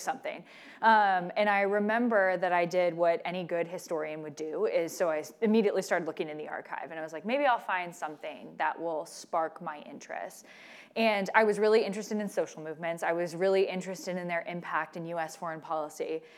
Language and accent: English; the South, United States; my own background growing up in the South